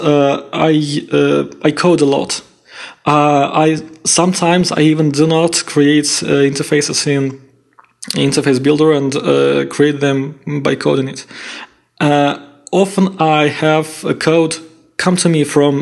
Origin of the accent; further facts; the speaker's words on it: Saint Petersburg, Russia; English is a second language; I'm from Russia, from St. Petersburg